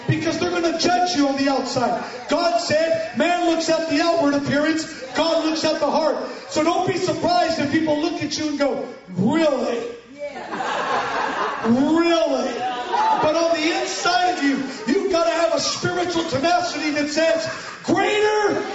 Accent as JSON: {"language": "English", "country": "United States", "said": "being Mexican American, being a Cholo, being a Chicano, being someone of both cultures"}